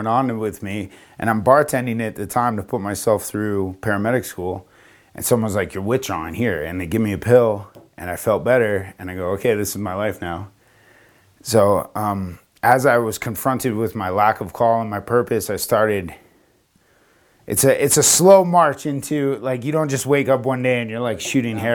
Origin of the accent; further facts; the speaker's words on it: Florida, United States; moved away as an adult; also born or lived in New York / Las Vegas / Denver; I was from Florida. I went to school in New York. I came back to Florida